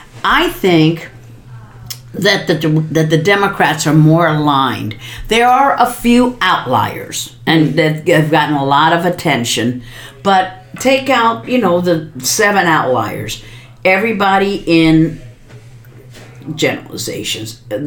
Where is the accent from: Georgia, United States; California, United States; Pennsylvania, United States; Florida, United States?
Florida, United States; Miami; President Trump was just in my hometown in Miami. We have a very large Hispanic population